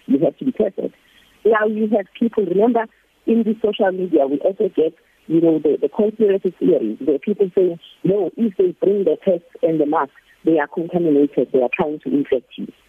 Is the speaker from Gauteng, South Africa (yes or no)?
no; Newcastle, KwaZulu-Natal, South Africa; moved away as an adult; now in Wuhan, China; My hometown in, in, in South Africa is Newcastle.